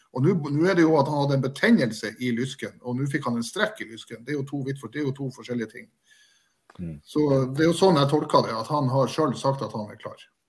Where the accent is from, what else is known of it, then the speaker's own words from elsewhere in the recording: Bodø, Nordland, Norway; jeg er fra Bodø. Jeg er født og oppvokst eh, et dårlig steinkast fra Aspmyra.